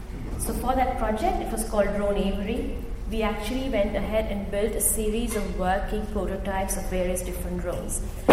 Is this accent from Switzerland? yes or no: no; Gujarat, India; the government of India turned off internet for 63 million people in my home state of Gujarat.